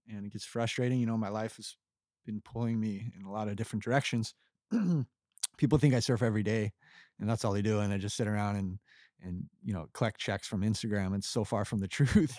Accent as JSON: {"language": "English", "area": "Kauai", "region": "Hawaii", "country": "United States", "tie": "born or raised there", "also_born_or_lived": "Costa Rica", "moved": "as an adult", "lives_now": "Florida, United States", "said": "I grew up in Kauai"}